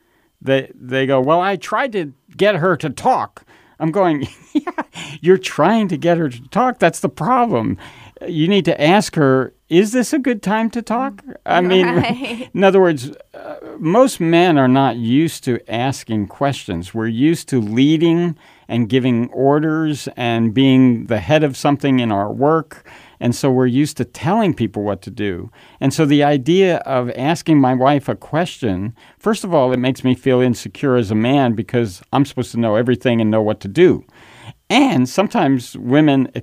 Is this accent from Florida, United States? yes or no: no; New York, United States; I grew up in New York